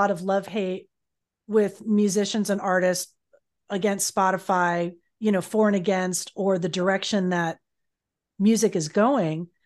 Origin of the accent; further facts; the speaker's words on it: Miami, Florida, United States; moved away; I did that luckily in my hometown for a while